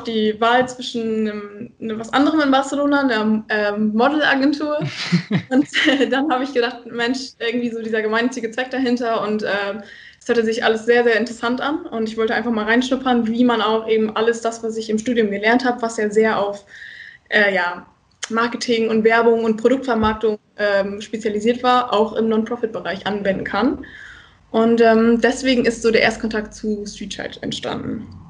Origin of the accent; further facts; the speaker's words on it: East Frisia, Lower Saxony, Germany; moved away as an adult; now in Rostock, Germany; ich komme aus dem schönen hohen Norden, aus Ostfriesland